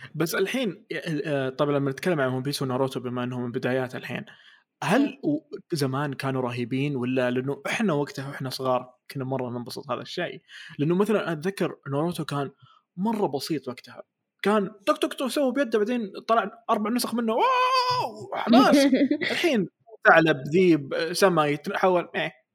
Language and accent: Arabic; Saudi Arabia; انا سعودي